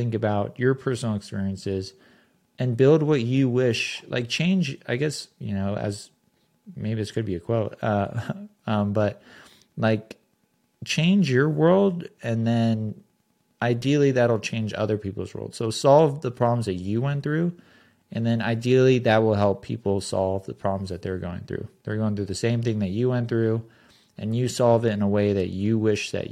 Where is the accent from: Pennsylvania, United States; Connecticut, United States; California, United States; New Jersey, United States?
California, United States; Southern; I grew up in Southern California